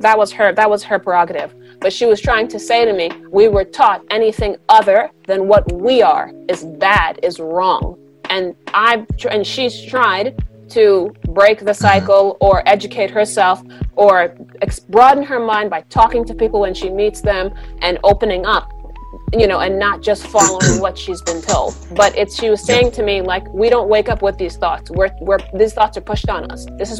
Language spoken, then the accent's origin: English; Deep South, United States; And this is what I've been taught my whole life growing up. I'm from the Deep South, and my grandparents have taught us this